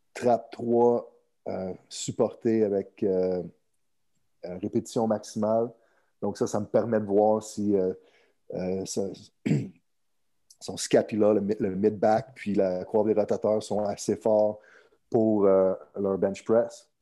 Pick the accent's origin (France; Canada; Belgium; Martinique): Canada; Montreal, Quebec; Je suis originaire de, de Montréal, au Québec, Canada